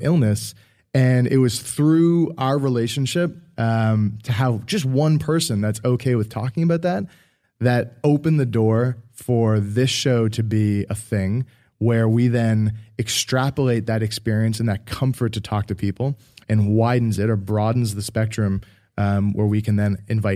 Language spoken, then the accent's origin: English; Halifax, Nova Scotia, Canada; we grew up in Halifax